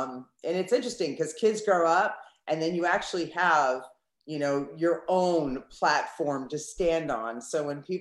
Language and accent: English; East Coast of the United States, United States; now in Southern California, United States; I'm originally from the East Coast of the United States, and now I live on the West Coast in Southern California.